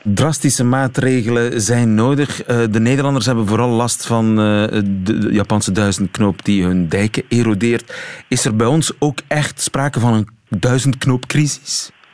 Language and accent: Dutch; Flanders, Belgium; wij als Vlamingen